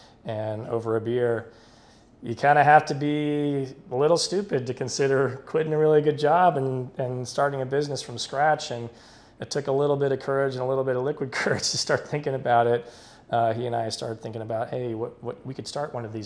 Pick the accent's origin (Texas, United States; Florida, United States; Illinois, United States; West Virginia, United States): Texas, United States; Dallas; moved away as an adult; also born or lived in Houston, Texas / Boston / New York City; now in Austin, United States; I'm born and raised in Texas, born in Houston, raised in Dallas, lived in Austin for about 9 years